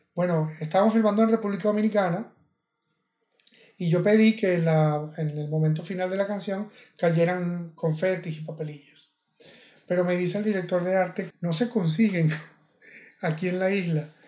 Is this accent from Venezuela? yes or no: yes; Venezuela; yo venezolano